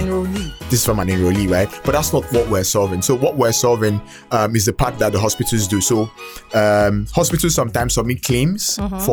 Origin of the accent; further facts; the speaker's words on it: Abia, Nigeria; I'm from Abia State.